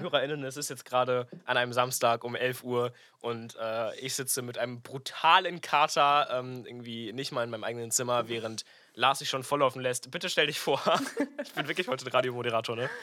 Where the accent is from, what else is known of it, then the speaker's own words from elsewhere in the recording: Münster, North Rhine-Westphalia, Germany; moved away; Ich bin auf jeden Fall gerade in meiner Heimat Münster